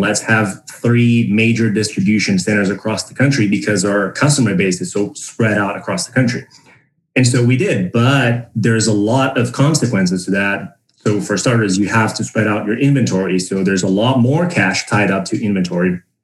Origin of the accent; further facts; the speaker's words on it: Brazil; moved away as an adult; also born or lived in San Francisco, United States; now in United States; I was born and raised in Brazil. And I moved to the United States in 2017